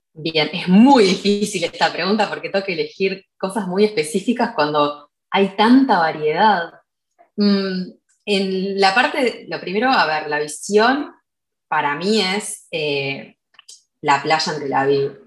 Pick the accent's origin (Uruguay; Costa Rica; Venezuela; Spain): Uruguay; en mi país no hay, eh, como que acá en Uruguay no hay ejército obligatorio